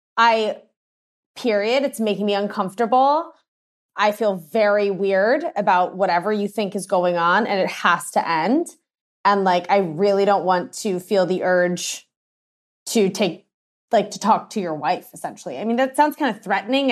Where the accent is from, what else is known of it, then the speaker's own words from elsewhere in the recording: Washington, District of Columbia, United States; moved away; I'm originally from Washington, D C